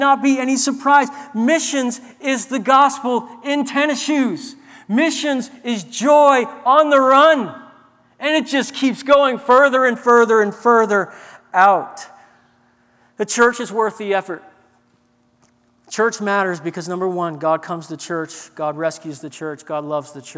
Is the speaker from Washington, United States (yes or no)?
no; New Orleans, Louisiana, United States; I grew up in New Orleans